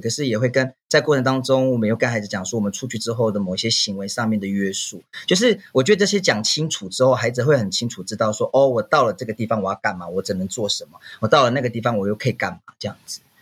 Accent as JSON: {"language": "Chinese", "town": "Wulai", "region": "New Taipei", "country": "Taiwan", "said": "我来自台北乌来，我们是德拉曼这边的泰雅族"}